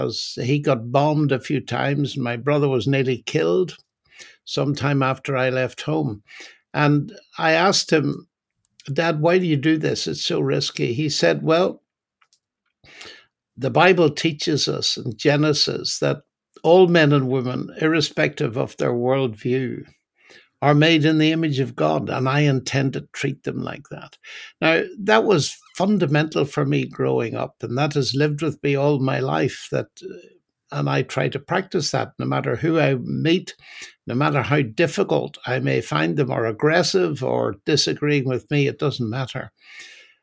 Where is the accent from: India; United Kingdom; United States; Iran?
United Kingdom; Northern Ireland; now in England, United Kingdom; I'm originally from Northern Ireland, and although I've lived in England for most of my life, I still haven't lost my accent.